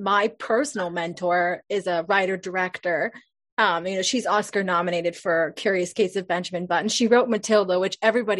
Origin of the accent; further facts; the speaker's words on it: Canada; she's Canadian, I'm Canadian.